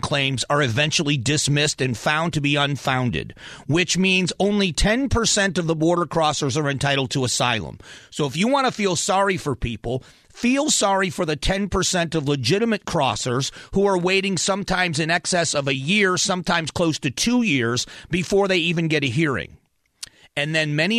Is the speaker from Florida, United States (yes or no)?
yes; Florida, United States; I grew up in Florida working around migrants